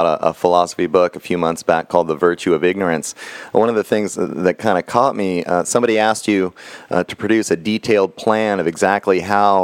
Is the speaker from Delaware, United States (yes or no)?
no; Texas, United States; I come from Texas